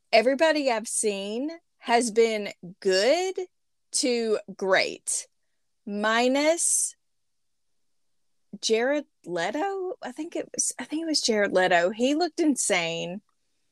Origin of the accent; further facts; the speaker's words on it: Arkansas, United States; accent: Arkansas American; my Arkansas American accent